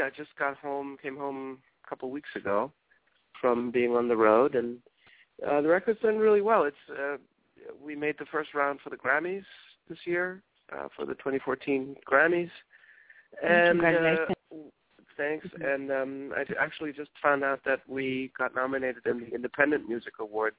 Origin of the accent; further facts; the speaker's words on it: Nairobi, Kenya; also born or lived in Germany / Johannesburg, South Africa; now in United States; I was born in Germany and then raised in Kenya, Nairobi, Kenya, and in Johannesburg, South Africa. My dad worked for a German company, and they moved him there.